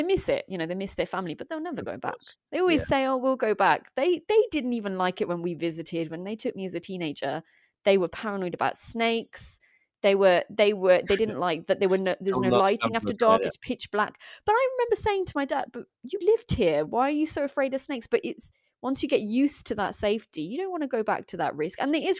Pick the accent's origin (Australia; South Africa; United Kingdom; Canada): United Kingdom; born there; Okay, my parents migrated here from the Punjab in India. But I am British born and have only been there twice when they made me go.